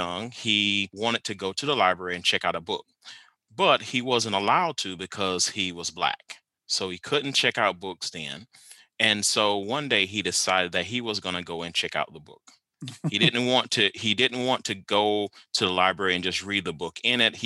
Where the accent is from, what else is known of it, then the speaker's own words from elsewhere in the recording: Lake City, South Carolina, United States; now in Stillwater, United States; I am originally from Lake City, South Carolina